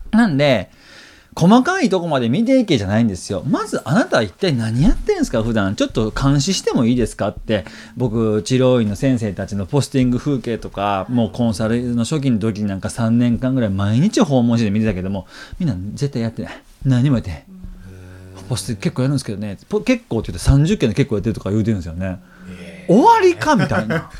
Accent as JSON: {"language": "Japanese", "region": "Kansai", "country": "Japan", "said": "俺は関西人で"}